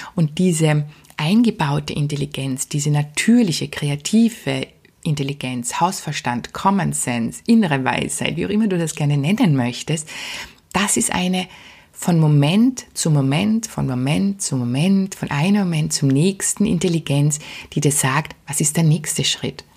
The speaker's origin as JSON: {"language": "German", "country": "Austria", "said": "bei uns in Österreich"}